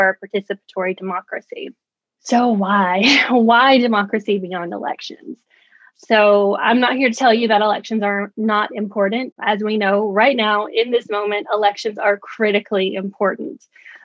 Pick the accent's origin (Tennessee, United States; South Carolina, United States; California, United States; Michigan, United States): Tennessee, United States; moved away as an adult; now in New York, United States; I'm originally from Tennessee, but I've been in New York about 4 years now